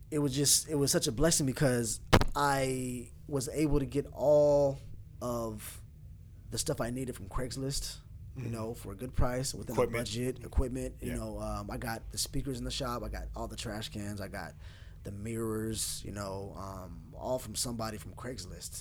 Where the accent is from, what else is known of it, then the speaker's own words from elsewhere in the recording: Oxnard, California, United States; growing up in Oxnard, there's a lot of barbershops over there